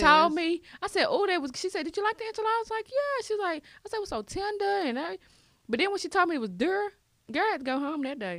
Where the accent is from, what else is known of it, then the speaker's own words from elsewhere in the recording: Dallas, Texas, United States; moved away as an adult; now in Carrollton, United States; I've been in Carrollton, so... But I'm from Dallas. I'm from Oak Cliff. Don't get it twisted, boo. Okay. But I moved to Carrollton for the school district.